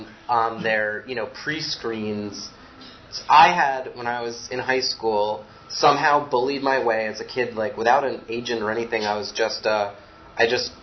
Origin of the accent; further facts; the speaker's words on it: Westchester, New York, United States; I grew up in Westchester, like an hour north of New York City